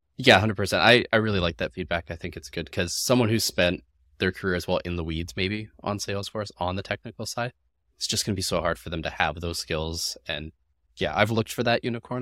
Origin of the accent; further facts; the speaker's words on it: Canada; I'm Canadian